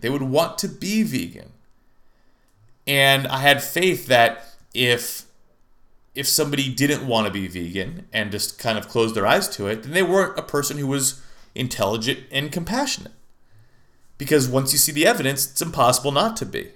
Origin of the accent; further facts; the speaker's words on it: Lafayette, California, United States; now in Phoenix, United States; my hometown of, La- hometown of Lafayette, California